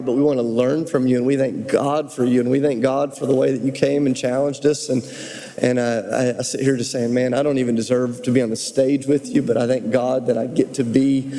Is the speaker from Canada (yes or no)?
no; United States; as an American pastor